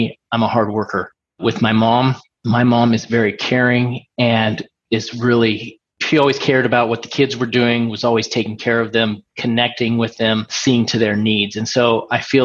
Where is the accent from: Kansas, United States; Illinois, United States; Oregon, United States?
Oregon, United States; Portland; moved away as an adult; now in Pennsylvania, United States; I'm from Portland, Oregon, and have since moved to Pennsylvania. I moved out to Pennsylvania in 2000 after I got out of the military